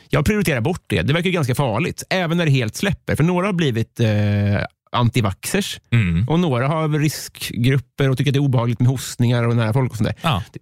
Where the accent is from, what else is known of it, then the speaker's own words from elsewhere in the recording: Sweden; Som svensk charterturist heter det Samsonite och inget annat.